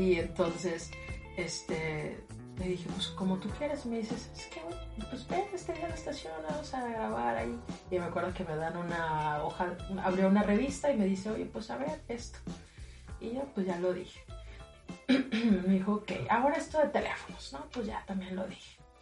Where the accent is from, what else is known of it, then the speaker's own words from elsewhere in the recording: Matamoros, Tamaulipas, Mexico; soy de aquí de Matamoros